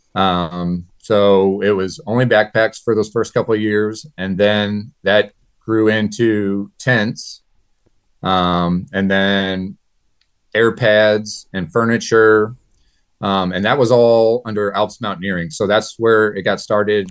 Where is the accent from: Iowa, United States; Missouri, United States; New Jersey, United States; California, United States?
Missouri, United States; New Haven; I'm from New Haven, Missouri, born and raised here